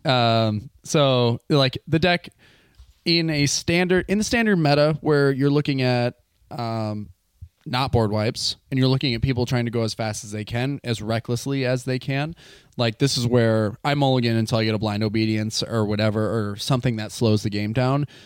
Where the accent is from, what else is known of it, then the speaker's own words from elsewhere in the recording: Wisconsin, United States; now in Seattle, United States; I'm living in Seattle. I am from Wisconsin